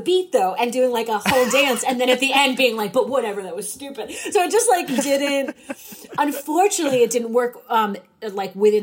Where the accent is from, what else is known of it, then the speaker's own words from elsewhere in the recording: New England, United States; I'm from New England.